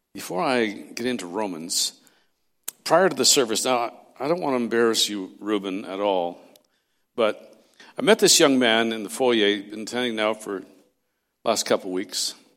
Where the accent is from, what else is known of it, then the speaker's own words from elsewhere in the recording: Castlegar, British Columbia, Canada; moved away; I was raised in Castlegar, not far from there